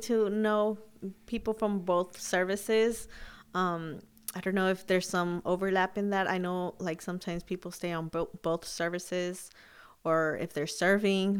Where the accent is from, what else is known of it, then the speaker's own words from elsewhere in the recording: Huntington Park, California, United States; also born or lived in Sacramento, California; I grew up in Huntington Park